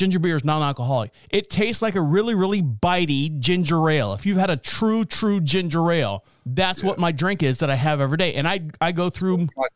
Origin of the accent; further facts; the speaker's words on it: Orlando, Florida, United States; I'm from Orlando